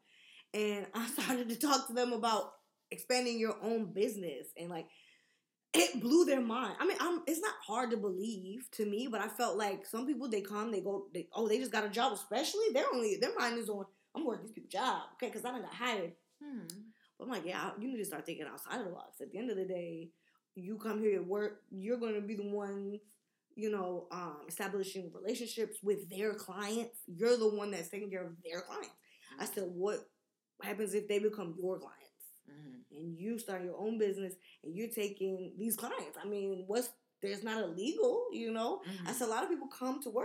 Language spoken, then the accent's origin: English; New York, United States; I'm from New York